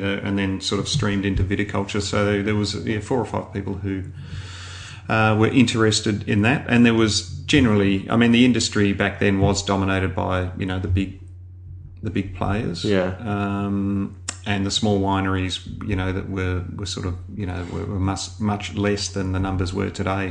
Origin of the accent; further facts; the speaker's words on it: Melbourne, Victoria, Australia; I'm from Melbourne, so I grew up out in sort of outer east uh, Eltham